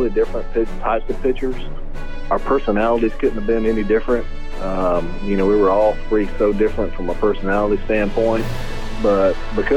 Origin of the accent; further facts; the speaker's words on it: near Atlanta, Georgia, United States; growing up in Atlanta, I mean, growing up close to Atlanta and being a Braves fan